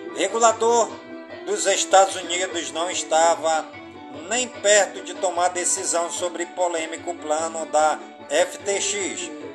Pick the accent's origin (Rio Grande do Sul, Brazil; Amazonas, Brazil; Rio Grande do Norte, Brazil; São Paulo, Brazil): Amazonas, Brazil; Careiro da Várzea; Careiro da Vazia, minha cidade natal